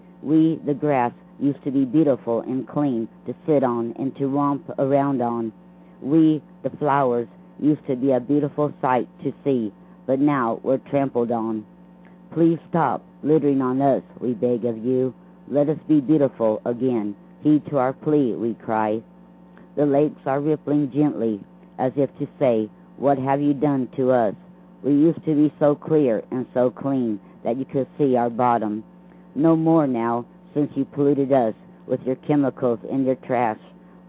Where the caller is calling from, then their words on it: Lake Wales, Florida, United States; Hello, Rick. … from Lake Wells, Florida.